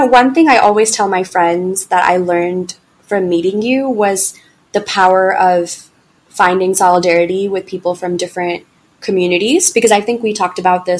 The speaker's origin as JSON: {"language": "English", "region": "the South", "country": "United States", "tie": "born or raised there", "said": "because I just had such bad experiences growing up in the South or whatever it might be"}